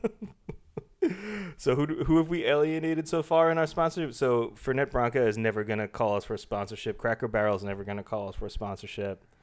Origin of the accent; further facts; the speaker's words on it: Long Island, New York, United States; I grew up on Long Island